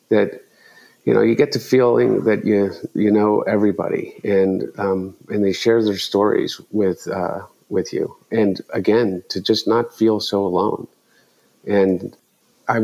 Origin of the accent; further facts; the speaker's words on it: Delaware, United States; growing up in Delaware